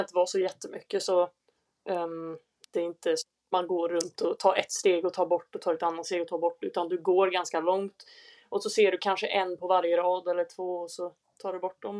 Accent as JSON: {"language": "Swedish", "town": "Säffle", "region": "Värmland", "country": "Sweden", "moved": "as an adult", "lives_now": "Lund, Sweden", "said": "fyllde 23 nyligen och jag kommer från Värmland i Säffle, eller Säffle i Värmland"}